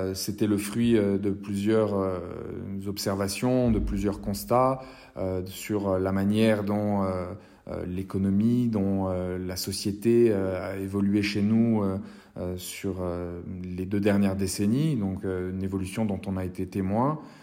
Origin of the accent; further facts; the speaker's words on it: Corsica, France; créer un grand rendez-vous d'art chez nous en Corse